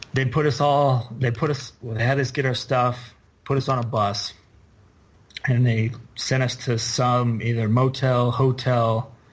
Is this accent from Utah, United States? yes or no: yes; Midway, Utah, United States; So I grew up in Midway